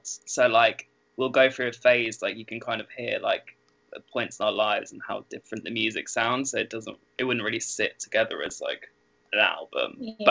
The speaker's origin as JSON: {"language": "English", "town": "Norwich", "region": "East of England", "country": "United Kingdom", "said": "we're just from Norwich."}